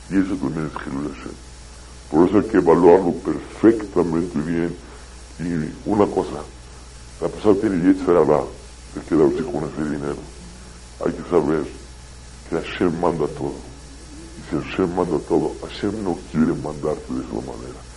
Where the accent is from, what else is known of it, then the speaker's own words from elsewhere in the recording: Mexico; also born or lived in Israel; yo la verdad no me pienso hacer israelí yo soy mexicano y pienso regresar a mi país. Pero vine a estudiar unos años.